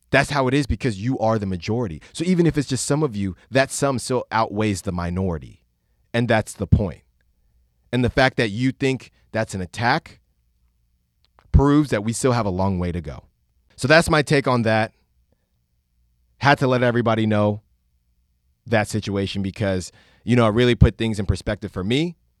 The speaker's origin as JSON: {"language": "English", "town": "Concord", "region": "California", "country": "United States", "tie": "born or raised there", "first_language": "Spanish", "second_language": "English", "said": "I grew up in Concord"}